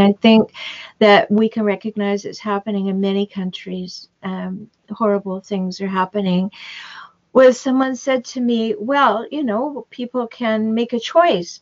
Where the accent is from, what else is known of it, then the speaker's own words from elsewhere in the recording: Canada; now in United States; I'm Canadian. I have dual citizenship now. I live in the United States. But back in Canada, when I was a child